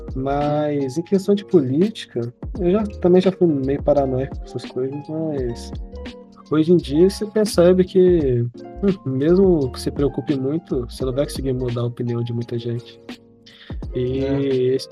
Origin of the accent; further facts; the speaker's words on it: Minas Gerais, Brazil; a gente é de Minas Gerais